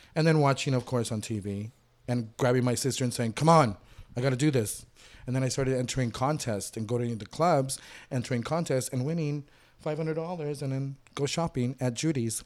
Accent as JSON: {"language": "English", "town": "Inglewood", "region": "California", "country": "United States", "tie": "born or raised there", "also_born_or_lived": "Cali, Colombia / Miami", "said": "started school in Inglewood up until, like, sixth or seventh grade"}